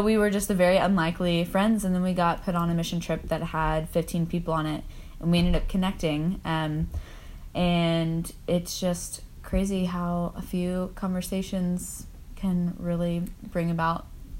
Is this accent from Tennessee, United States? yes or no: yes; Nashville, Tennessee, United States; now in Chattanooga, United States; I am originally from Nashville. I'm apparently one of those rare Nashville natives. And now living in Chattanooga. I'm 23.